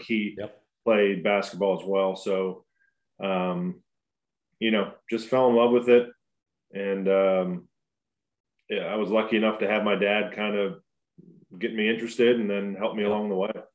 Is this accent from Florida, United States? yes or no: no; Pittsburgh, Pennsylvania, United States; growing up in Pittsburgh is great. It, it is definitely a blue collar town